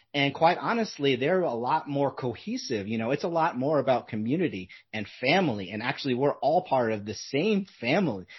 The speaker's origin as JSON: {"language": "English", "country": "United States", "also_born_or_lived": "Southern California", "said": "when we're American"}